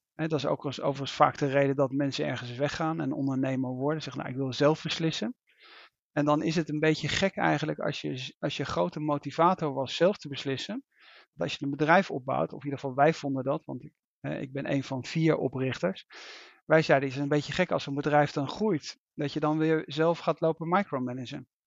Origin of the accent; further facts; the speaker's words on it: Netherlands; als Nederlander